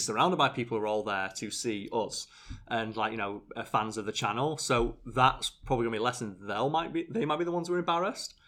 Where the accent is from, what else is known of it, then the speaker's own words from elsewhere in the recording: United Kingdom; I'm British.